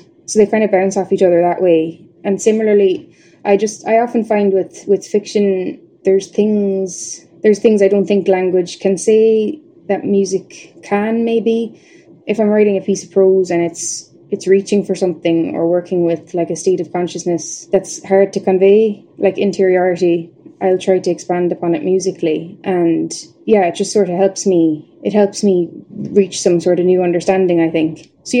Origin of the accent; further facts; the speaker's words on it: Tipperary, Munster, Ireland; now in Belfast, United Kingdom; I'm in the third year of a PhD at Queen's. I'm from Tipperary, but based primarily up here in Belfast.